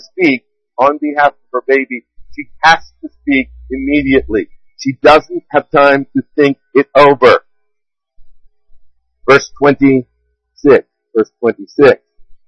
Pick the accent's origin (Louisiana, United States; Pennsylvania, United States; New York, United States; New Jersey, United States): Pennsylvania, United States; DuBois; my hometown of Dubois